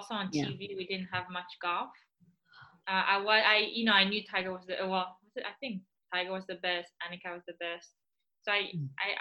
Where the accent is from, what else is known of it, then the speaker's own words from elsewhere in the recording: Israel; also born or lived in Belgium; now in Florida, United States; I was born in Belgium, and then when I was 6 years old, we moved to Israel